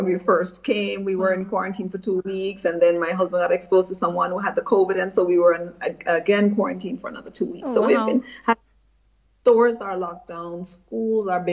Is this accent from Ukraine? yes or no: no; Jamaica; also born or lived in United States; now in Germany; as a child growing up, because we had just transitioned from being a British colony to being an independent country.